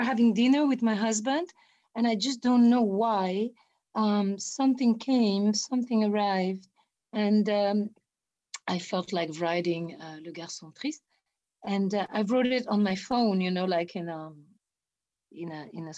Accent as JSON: {"language": "English", "country": "Italy", "said": "Italian people and Brazilian people, we're"}